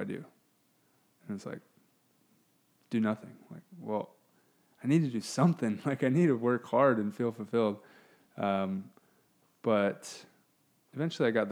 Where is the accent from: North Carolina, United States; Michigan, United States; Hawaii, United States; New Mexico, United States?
Hawaii, United States; now in South Bay, United States; we're both from Hawaii. We both live down here just to play volleyball, basically, in the South Bay